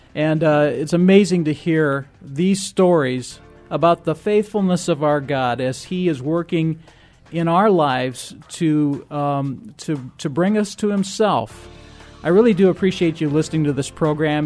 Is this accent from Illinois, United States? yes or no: yes; Rock Island, Illinois, United States; I grew up in Rock Island